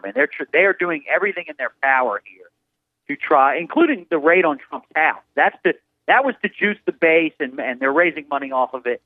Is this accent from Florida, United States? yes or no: no; Philadelphia, Pennsylvania, United States; now in Washington, D.C., United States; I'm from Philadelphia